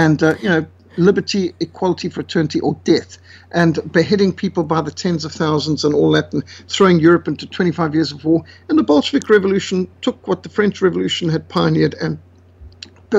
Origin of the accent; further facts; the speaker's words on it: Zimbabwe; moved away; I was brought up in Rhodesia